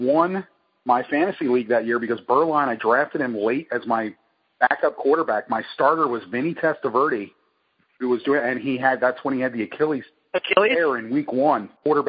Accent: Lebanon, Pennsylvania, United States; my hometown, Lebanon, Pennsylvania.

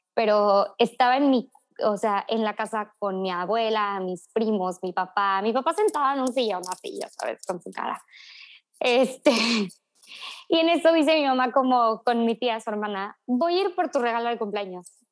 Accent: Tuxpan, Veracruz, Mexico; soy de Tuxpan, Veracruz

